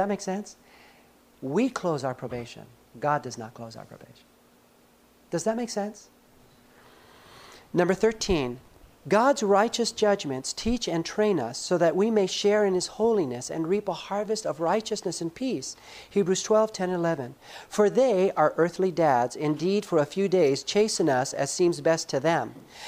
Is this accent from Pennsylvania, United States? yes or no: no; Los Angeles, California, United States; I grew up in Los Angeles.